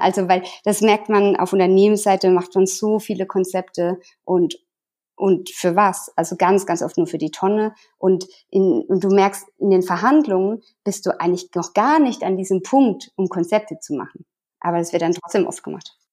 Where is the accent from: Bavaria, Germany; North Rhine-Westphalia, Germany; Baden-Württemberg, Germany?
Baden-Württemberg, Germany; Sinsheim; moved away as an adult; now in Tyrol, Austria; Ich komme aus der Nähe von äh, Sinsheim